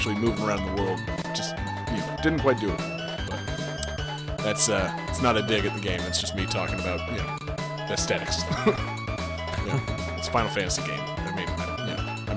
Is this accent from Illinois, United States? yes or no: no; Utica, New York, United States; I'm from Utica